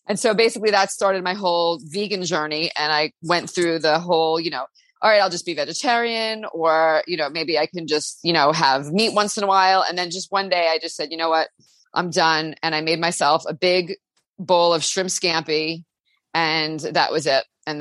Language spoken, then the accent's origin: English; Long Island, New York, United States; I grew up on Long Island in New York